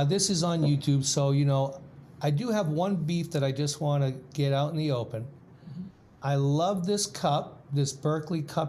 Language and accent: English; Boston, Massachusetts, United States; I grew up in Boston